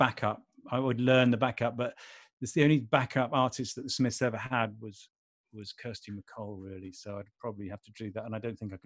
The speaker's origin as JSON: {"language": "English", "town": "Manchester", "region": "North West England", "country": "United Kingdom", "tie": "born or raised there", "said": "I was born in Manchester"}